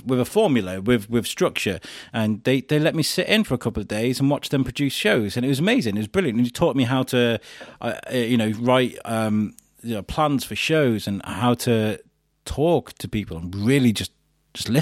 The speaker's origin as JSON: {"language": "English", "town": "Wrexham", "region": "Wales", "country": "United Kingdom", "tie": "born or raised there", "also_born_or_lived": "Shropshire / Telford", "moved": "yes", "lives_now": "Shrewsbury, United Kingdom", "said": "I grew up in Wrexham."}